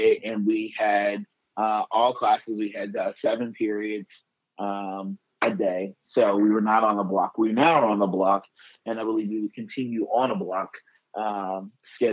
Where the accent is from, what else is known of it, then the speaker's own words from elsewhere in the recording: Southern Illinois, United States; I'm an Illinois guy, born and raised in Southern Illinois